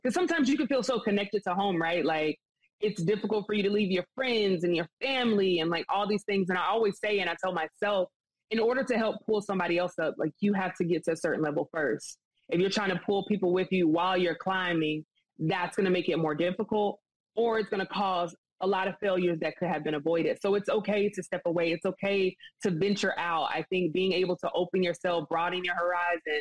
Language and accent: English; Greenville, South Carolina, United States; moved away as an adult; also born or lived in Myrtle Beach, South Carolina; now in Atlanta, United States; Growing up, like I said, the hair shows and things that I would do, that would be in South Carolina